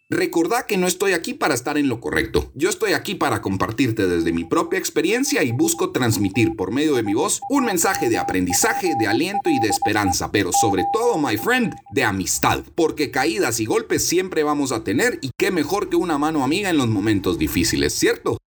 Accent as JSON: {"language": "Spanish", "country": "Guatemala", "tie": "born or raised there", "said": "Yo soy puro chapín de madre suiza y de padre guatemalteco y nací aquí en Guatemala."}